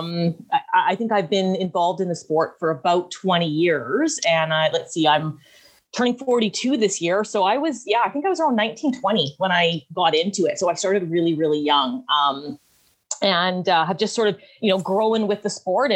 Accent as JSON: {"language": "English", "area": "Vancouver Island", "region": "British Columbia", "country": "Canada", "tie": "born or raised there", "also_born_or_lived": "Squamish, British Columbia", "said": "I am hailing from Vancouver Island, the coast of British Columbia. So, I'm born and raised here"}